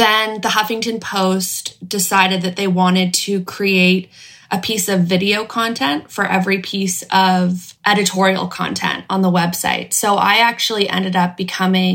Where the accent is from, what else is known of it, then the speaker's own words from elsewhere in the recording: Los Angeles, California, United States; I grew up in Los Angeles